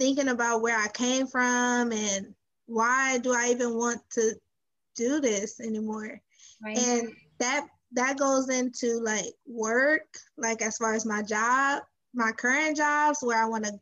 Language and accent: English; Los Angeles, California, United States; I'm from South Central